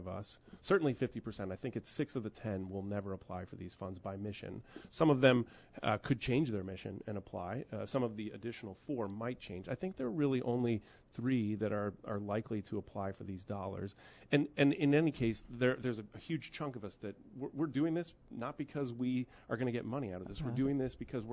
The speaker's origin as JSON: {"language": "English", "town": "St. Louis", "region": "Missouri", "country": "United States", "tie": "born or raised there", "moved": "as an adult", "lives_now": "Pennsylvania, United States", "said": "I grew up in Missouri, so I've lived here for almost 30 years."}